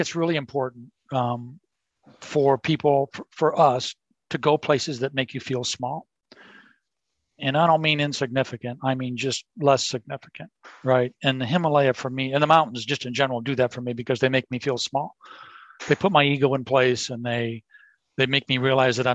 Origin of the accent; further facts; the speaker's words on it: Chicagoland, Illinois, United States; moved away; what was my home course, my home state, where I had a lot of friends, my home city